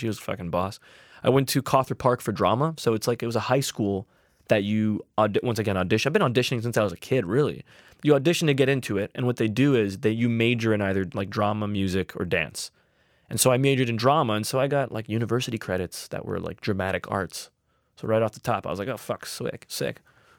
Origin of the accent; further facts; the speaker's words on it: Hamilton, Ontario, Canada; born there; I was born in Hamilton